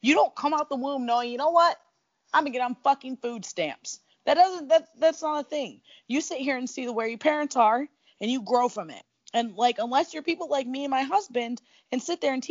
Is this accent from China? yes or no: no; Niagara Falls, New York, United States; I grew up in Niagara Falls, New York.